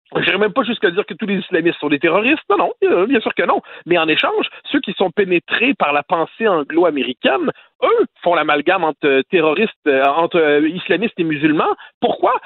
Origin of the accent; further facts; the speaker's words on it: Quebec, Canada; chez nous au Québec